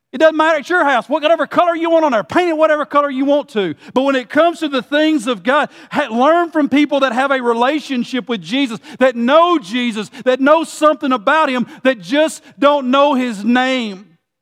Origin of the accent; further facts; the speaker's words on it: Gordonsville, Tennessee, United States; I grew up in Gordonsville, Tennessee